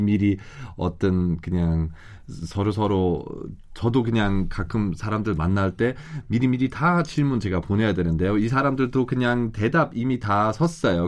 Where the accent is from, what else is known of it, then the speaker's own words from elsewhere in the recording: Germany; Korean is a second language; now in South Korea; 우리 독일 사람 입장에서는